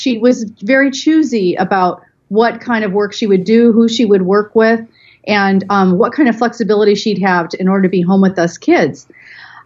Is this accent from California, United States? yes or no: yes; Bay Area, California, United States; I grew up in the Bay Area in California.